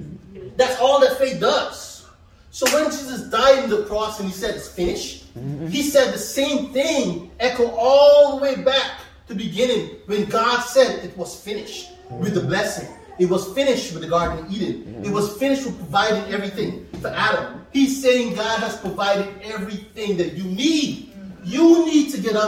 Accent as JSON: {"language": "English", "country": "Guyana", "tie": "born or raised there", "moved": "yes", "said": "Back in my country, I'm from Guyana, so it's tropics, and it rains a lot."}